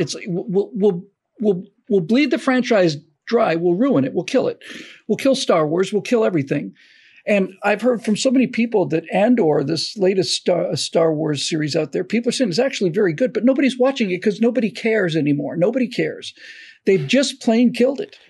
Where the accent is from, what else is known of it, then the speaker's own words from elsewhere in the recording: Florida, United States; I grew up in Florida